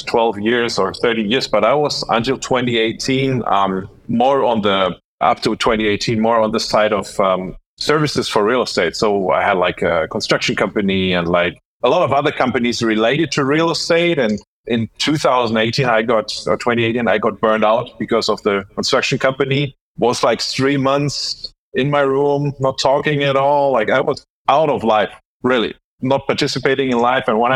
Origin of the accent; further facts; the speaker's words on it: Dortmund, North Rhine-Westphalia, Germany; moved away as an adult; now in Palma de Mallorca, Spain; Born and raised in Germany. And meanwhile, I live in Spain